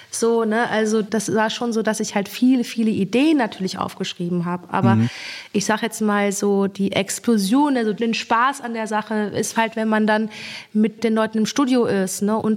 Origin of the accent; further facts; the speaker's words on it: Soest, North Rhine-Westphalia, Germany; born there; Und ich wurde dann in Soest geboren, in einem Militärkrankenhaus.